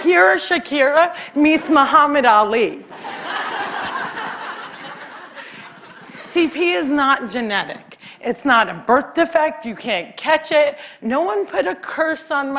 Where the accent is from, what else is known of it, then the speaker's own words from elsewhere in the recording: Cliffside Park, New Jersey, United States; Cliffside Park, New Jersey is my hometown